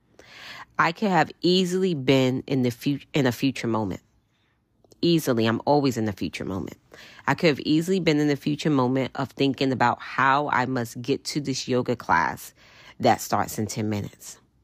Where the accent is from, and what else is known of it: New York, United States